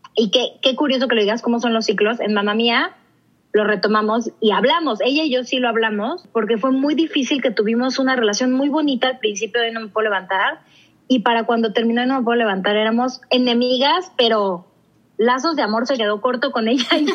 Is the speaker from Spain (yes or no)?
no; Mexico; yo decidí regresarme a México